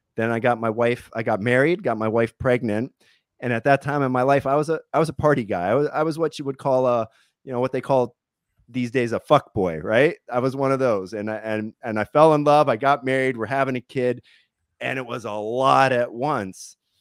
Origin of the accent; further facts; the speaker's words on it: Pennsylvania, United States; moved away as an adult; now in California, United States; I come from Pennsylvania, and then I spent about three years bouncing all over the country. I lived in about twenty-two states.